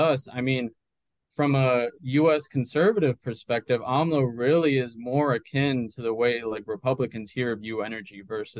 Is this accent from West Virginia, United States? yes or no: no; Coral Springs, Florida, United States; also born or lived in Colombia / Medellin, Colombia; I grew up in South Florida, in a city called Coral Springs, about 40 minutes north of Miami. Mm-hmm. My parents moved to the U.S. from Colombia when I was like 4 or 5 years old in the late 90s.